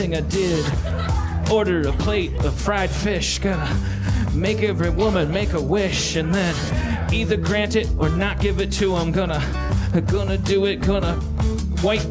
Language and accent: English; Wisconsin, United States; I'm from Wisconsin